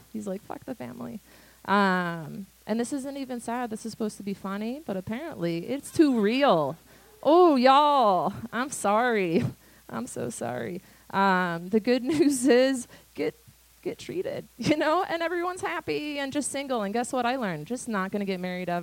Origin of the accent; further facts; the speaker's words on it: United States; now in Canada; I am from a very typical white American suburban shitty family